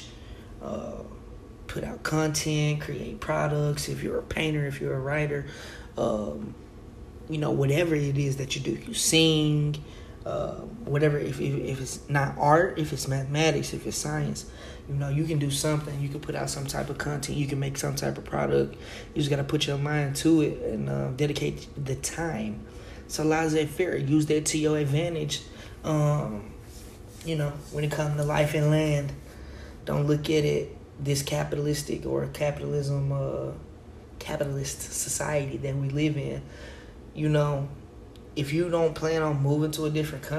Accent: Oklahoma, United States; growing up in Oklahoma around mostly white people

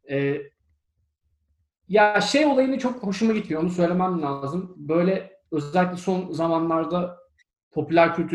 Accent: Turkey; İşte ben de Türk'üm dedim.

